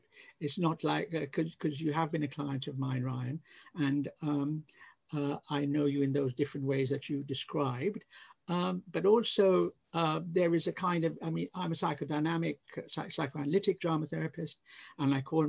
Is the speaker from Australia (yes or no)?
no; India; born there; because I was born in India and I'm Anglo-Indian